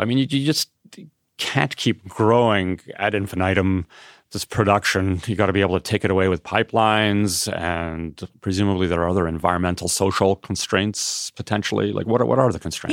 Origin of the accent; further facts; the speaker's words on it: Canada; as a Canadian